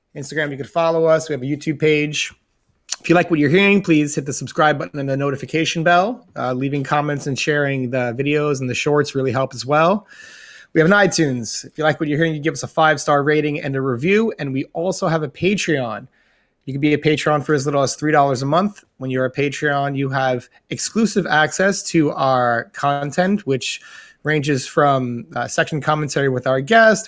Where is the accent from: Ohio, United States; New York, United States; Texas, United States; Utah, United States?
New York, United States; Being being a New Yorker, we're exposed to all different um, cultures